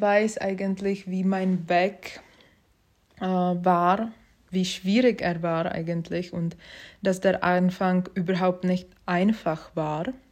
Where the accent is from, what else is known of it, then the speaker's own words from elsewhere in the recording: Prague, Czechia; German is a second language; moved away as an adult; now in Switzerland; Ich komme ursprünglich aus Prag und seit 2017 lebe ich in der Schweiz